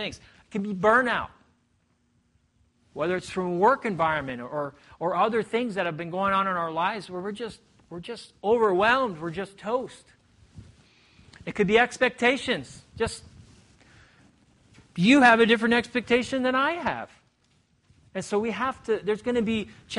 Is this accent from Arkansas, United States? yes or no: no; Indiana, United States; moved away as an adult; now in Portugal; I'm a Hoosier